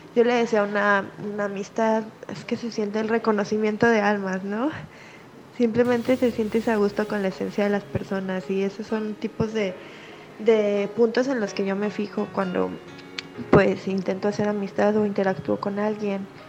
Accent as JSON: {"language": "Spanish", "town": "Manzanillo", "region": "Colima", "country": "Mexico", "said": "soy de Manzanillo, Colima"}